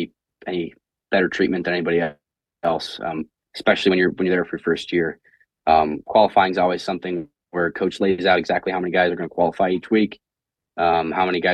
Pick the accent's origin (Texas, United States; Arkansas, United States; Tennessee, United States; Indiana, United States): Indiana, United States; growing up in Indiana